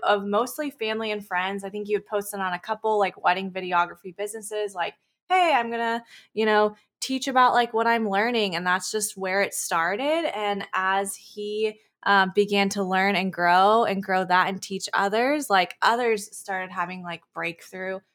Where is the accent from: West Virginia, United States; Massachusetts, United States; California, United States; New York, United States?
California, United States; Chico; we live in Northern California in a small town called Chico. That's where I'm born and raised